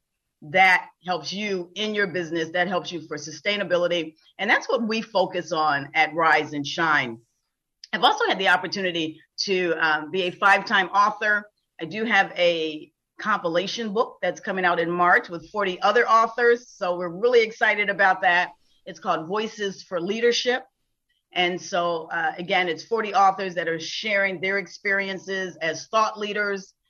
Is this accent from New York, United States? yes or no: yes; Buffalo, New York, United States; now in Florida, United States; I am originally from Buffalo, New York